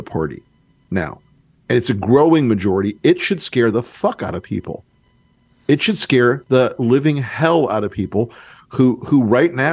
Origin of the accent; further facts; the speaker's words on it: North Florida, United States; I'm from North Florida